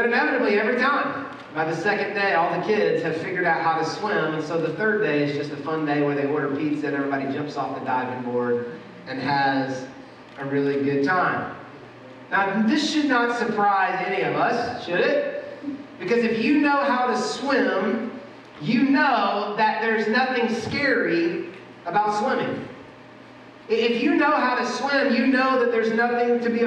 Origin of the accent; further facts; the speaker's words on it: Atlanta, Georgia, United States; now in Louisville, United States; I grew up in Atlanta.